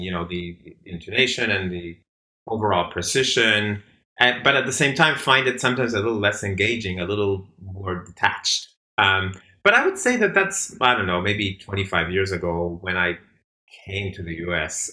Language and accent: English; Argentina; also born or lived in Boston; now in Bay Area, United States; I'm also from Argentina